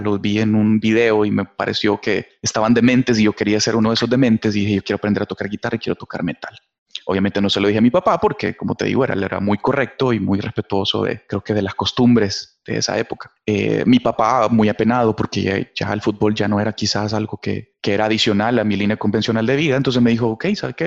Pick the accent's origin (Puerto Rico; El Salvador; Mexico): El Salvador; acá en mi país se me dio la oportunidad de ser parte de la ah, selección de fútbol del Salvador